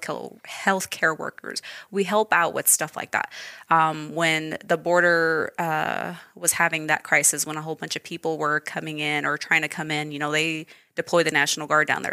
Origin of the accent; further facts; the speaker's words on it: Idaho Falls, Idaho, United States; also born or lived in Wenatchee Valley, Washington; so I was raised here. So I've been here my entire life.